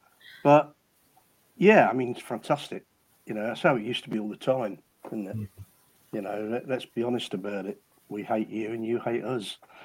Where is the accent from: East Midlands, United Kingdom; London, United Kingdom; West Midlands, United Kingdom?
West Midlands, United Kingdom; Nuneaton; I'm from Nuneaton.